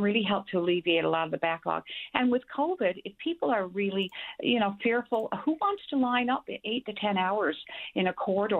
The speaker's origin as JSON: {"language": "English", "town": "Corner Brook", "region": "Newfoundland and Labrador", "country": "Canada", "said": "I'm from the West Coast, from Cornerbrook"}